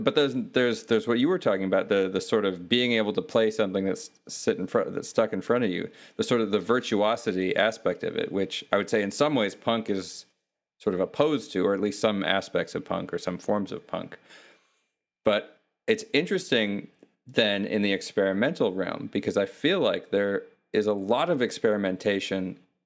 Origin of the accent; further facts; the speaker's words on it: Wisconsin, United States; now in Los Angeles, United States; I'm from Wisconsin.